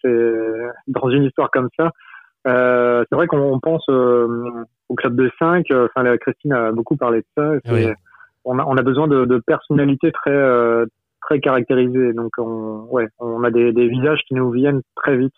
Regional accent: Brittany, France; je suis breton

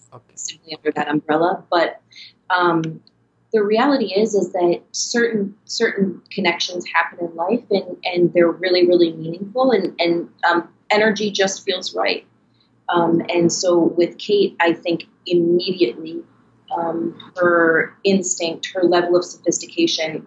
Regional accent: Minnesota, United States; moved away as an adult; also born or lived in New York; I was born and raised in Minnesota

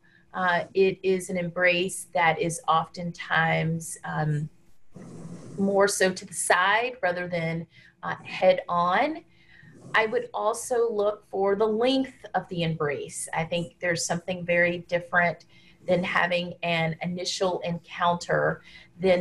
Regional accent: Deep South, United States; now in Washington, D.C., United States; I grew up in the Deep South in the United States and still live in a southern city, the District of Columbia

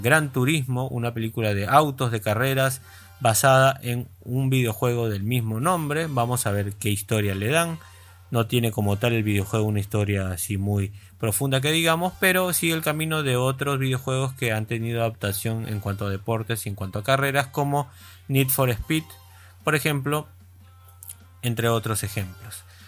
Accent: Peru; tantos de los que eh, conducimos en la radio somos peruanos, esto es una radio de Perú

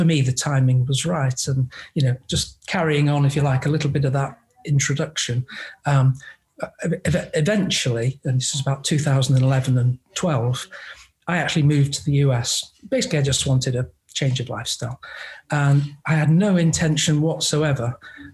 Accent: England, United Kingdom; moved away; I'm actually English

